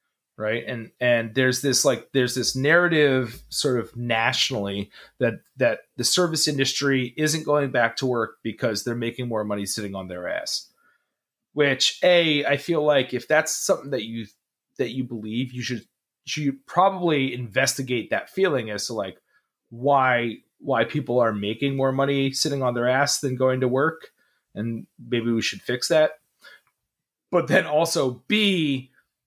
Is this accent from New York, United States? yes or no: yes; New York City, New York, United States; also born or lived in New Jersey; I grew up in New Jersey, New York City.